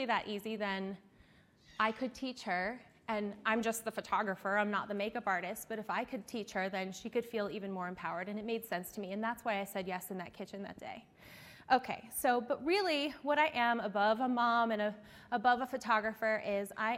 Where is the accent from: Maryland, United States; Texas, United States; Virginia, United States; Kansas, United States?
Maryland, United States; Eastern Shore of; I am from the Eastern Shore of Maryland